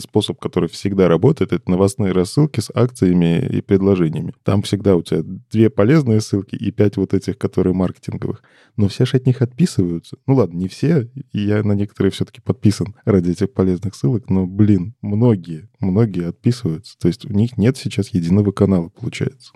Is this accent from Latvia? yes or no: no; Belarus; я из Беларуси.